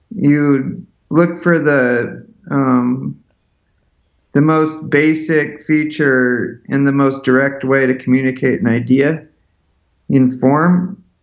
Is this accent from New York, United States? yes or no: no; Seattle, Washington, United States; I grew up in Seattle, Washington